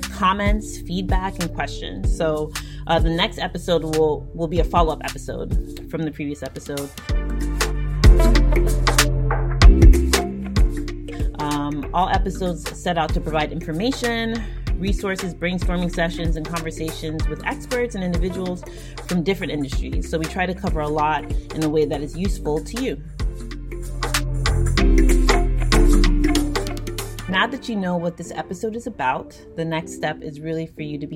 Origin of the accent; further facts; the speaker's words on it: United States; also born or lived in Nigeria; I am a Nigerian born and American raised individual.